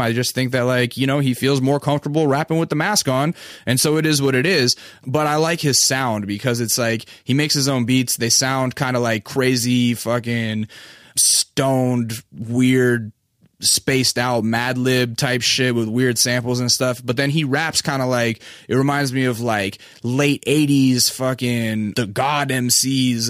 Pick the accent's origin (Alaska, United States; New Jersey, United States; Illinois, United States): Alaska, United States; moved away; I'm from Alaska